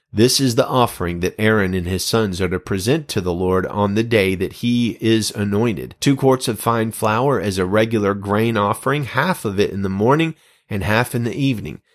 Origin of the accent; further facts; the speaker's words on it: Alabama, United States; moved away; I was just beginning a role as the full-time senior pastor of a church in my hometown